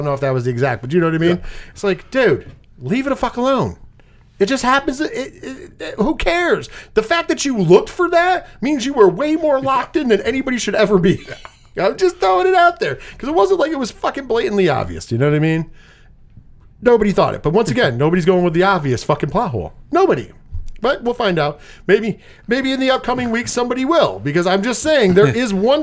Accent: Binghamton, New York, United States; we're from the Binghamton, New York area.

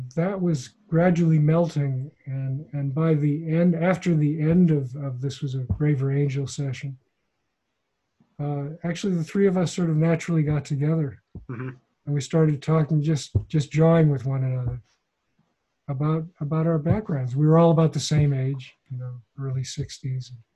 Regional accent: Midwest, United States; my hometown mm-hmm. in the Midwest

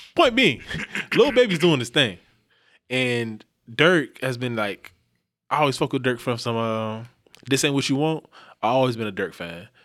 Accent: the South, United States; I'm from the South

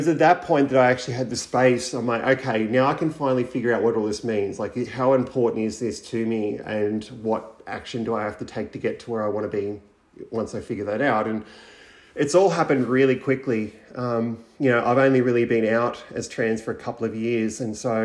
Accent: around Bathurst and Orange, Central West New South Wales, Australia; I grew up in Central West New South Wales around Bathurst Orange, for anybody who knows that area. I grew up on a cattle property

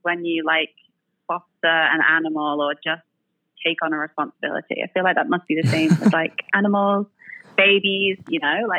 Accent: England, United Kingdom; It's funny because, as you may have guessed, I'm from England.

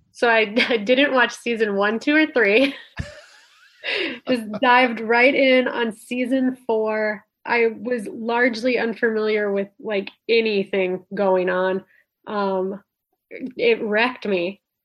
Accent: Lake Nebagamon, Wisconsin, United States; moved away; I grew up in northwestern Wisconsin.

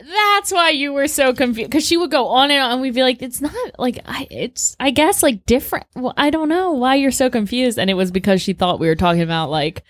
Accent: United States

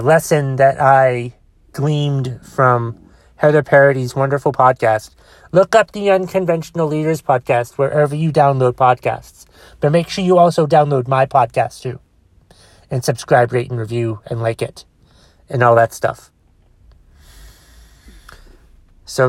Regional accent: Boston, Massachusetts, United States; accent: Bostonian; Did not mean to sound like a Bostonian, even though I am from Boston

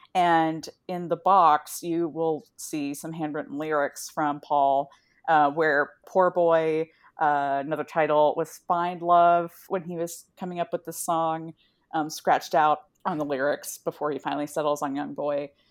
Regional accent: Midwest, United States; I have memories growing up in the Midwest of hiding in the basement during, like, tornadoes

